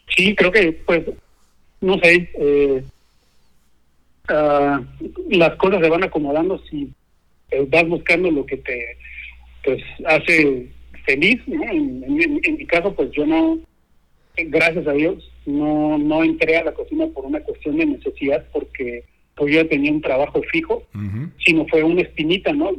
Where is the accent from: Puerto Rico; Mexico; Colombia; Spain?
Mexico; now in Scandinavia; lo que tenemos en México